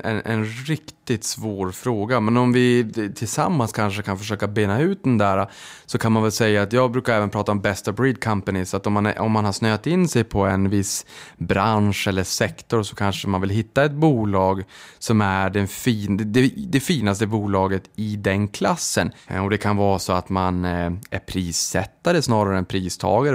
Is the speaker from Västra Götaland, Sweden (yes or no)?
no; Boden, Norrbotten County, Sweden; jag kommer från Boden